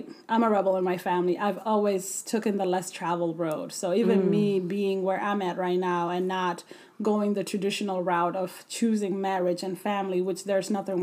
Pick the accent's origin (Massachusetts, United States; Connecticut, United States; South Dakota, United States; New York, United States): South Dakota, United States; also born or lived in Ethiopia / Sudan; I grew up in South Dakota